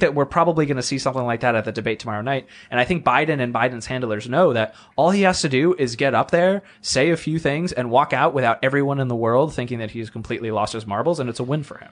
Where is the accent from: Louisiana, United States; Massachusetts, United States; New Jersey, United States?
Massachusetts, United States; now in Washington, D.C., United States; I grew up in Massachusetts